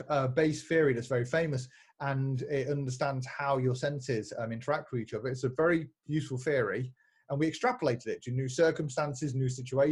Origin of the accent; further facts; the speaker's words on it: United Kingdom; I'm British.